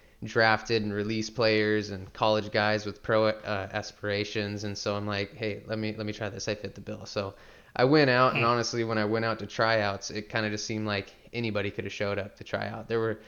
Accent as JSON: {"language": "English", "town": "Salem", "region": "Oregon", "country": "United States", "tie": "born or raised there", "said": "I was born and raised here in Salem, Oregon"}